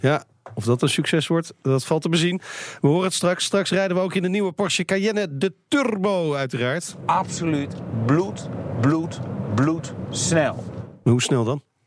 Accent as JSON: {"language": "Dutch", "country": "Netherlands", "said": "wij als Nederlanders"}